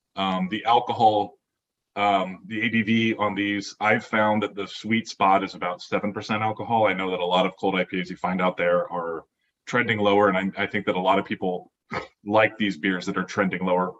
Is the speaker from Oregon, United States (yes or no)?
yes; Oregon, United States; I grew up in Oregon